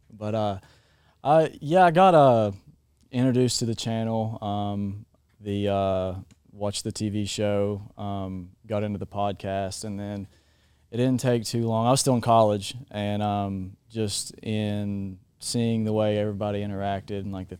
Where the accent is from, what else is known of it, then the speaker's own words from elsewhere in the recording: Waynesville, Kentucky, United States; Waynesville, Kentucky.